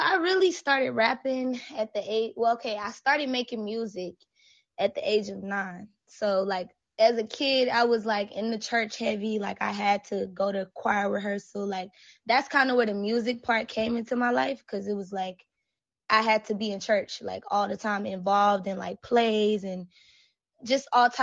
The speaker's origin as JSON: {"language": "English", "town": "Mobile", "region": "Alabama", "country": "United States", "said": "I'm from Alabama, Mobile to be exact."}